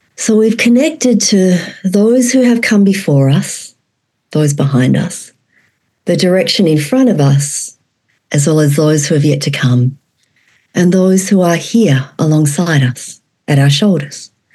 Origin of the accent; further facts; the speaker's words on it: Australia; moved away as an adult; also born or lived in Vietnam; now in Fairbanks, United States; And I was born in Vietnam and raised in Australia. I'm a former child refugee.